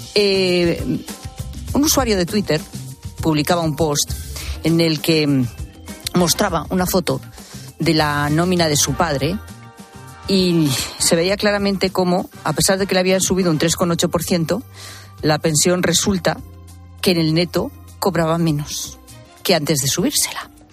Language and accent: Spanish; Zamora, Castile and León, Spain; en Tierra de Lobos, en la Sierra de la Culebra, efectivamente, en, en mi tierra, en Zamora